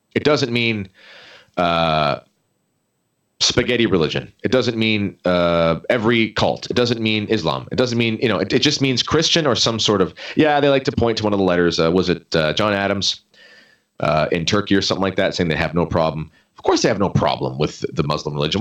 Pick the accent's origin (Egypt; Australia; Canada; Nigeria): Canada